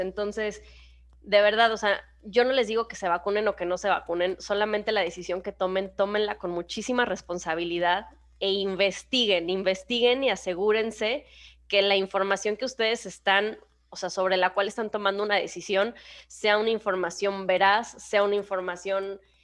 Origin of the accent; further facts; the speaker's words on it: Mexico; moved away; ahora que estuve en, México, en mi país